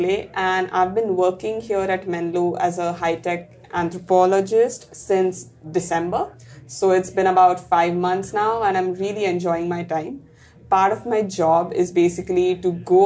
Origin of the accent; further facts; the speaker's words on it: Pune, Maharashtra, India; moved away as an adult; now in Michigan, United States; I spent most of my life in India in a city called Pune